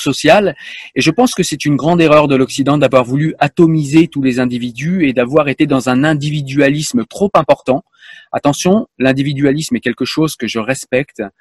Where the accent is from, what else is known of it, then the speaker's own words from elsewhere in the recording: France; je suis français